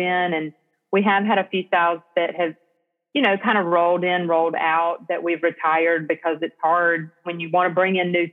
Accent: Selma, Alabama, United States; moved away as an adult; also born or lived in Auburn, Alabama / Atlanta, Georgia; now in Fairhope, United States; I grew up in Selma, Alabama, and was born and raised in Selma

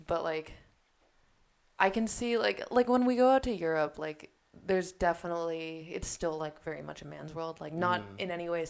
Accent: San Diego, California, United States; I'm from California, I'm from San Diego.

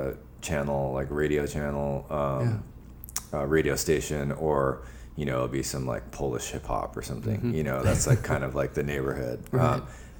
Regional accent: Japan; born there; I mean, I was born in Japan. My mother is Japanese and my father is from Burma.

